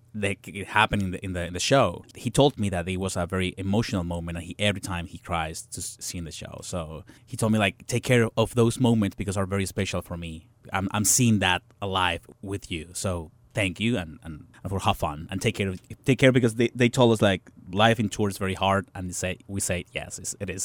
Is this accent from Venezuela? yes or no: yes; Venezuela; English is a second language; moved away as an adult; now in New York, United States; I'm coming from Venezuela, from to United States, learning English because that was the reason that I moved to New York to New York to study English